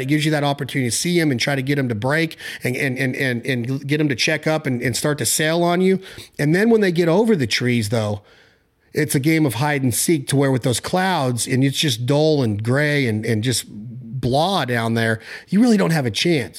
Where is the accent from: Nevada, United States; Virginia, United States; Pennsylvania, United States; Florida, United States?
Nevada, United States; out in Nevada